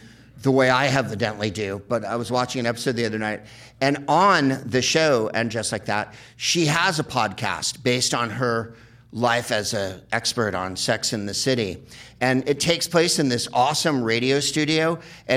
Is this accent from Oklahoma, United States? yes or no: no; San Francisco, California, United States; I'm from San Francisco